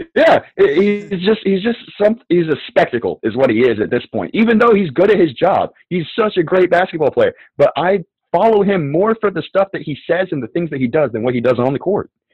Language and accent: English; North Carolina, United States; I'm from the South. I'm from North Carolina